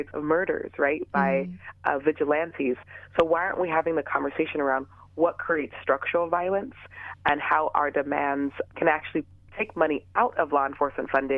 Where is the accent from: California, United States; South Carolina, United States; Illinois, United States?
California, United States; Los Angeles; I am born and raised in the San Fernando Valley in the Van Nuys and Canoga Park areas